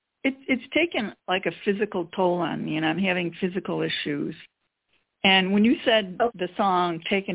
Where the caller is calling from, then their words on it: Illinois, United States; … from Illinois.